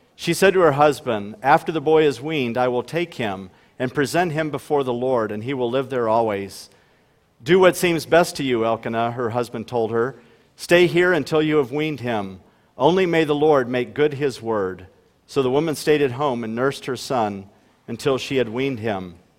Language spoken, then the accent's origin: English; Ohio, United States; now in Huron, United States; we grew up in Ohio